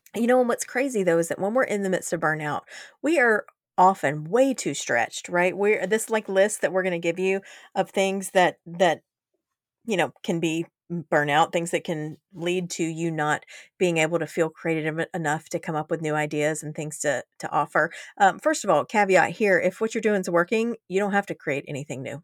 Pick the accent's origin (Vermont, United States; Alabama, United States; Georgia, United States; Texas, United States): Georgia, United States; I'm from Georgia